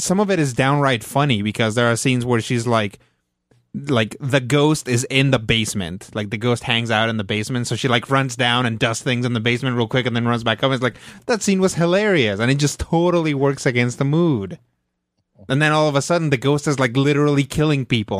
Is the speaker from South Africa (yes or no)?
no; Mexico; moved away; I grew up in Mexico, so I watched Plaza Sésamo